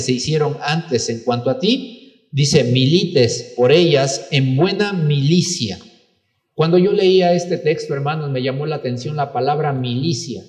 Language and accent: Spanish; Mexico; Claro que somos mexicanos